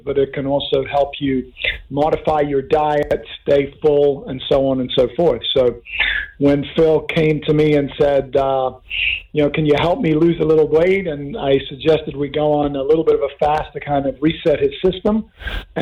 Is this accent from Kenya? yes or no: yes; Kenya; now in Oceanside, United States; I grew up in Africa, of all places, in Kenya